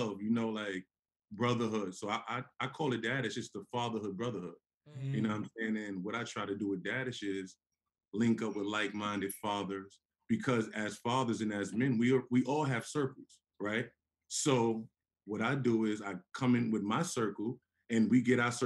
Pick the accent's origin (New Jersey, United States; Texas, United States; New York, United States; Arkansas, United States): New York, United States; New York City; moved away; I'm from Harlem